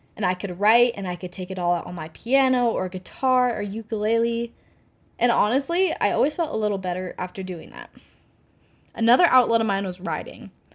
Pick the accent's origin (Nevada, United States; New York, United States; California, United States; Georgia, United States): Nevada, United States; Reno; moved away as an adult; now in Fort Worth, United States; I was born and raised in Reno, Nevada. Um, but I currently live in Fort Worth, Texas